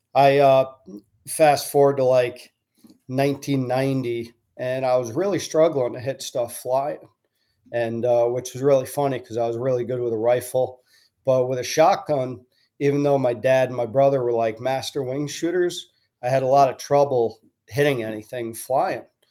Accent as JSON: {"language": "English", "town": "Stratford", "region": "Connecticut", "country": "United States", "tie": "born or raised there", "said": "I grew up in Connecticut"}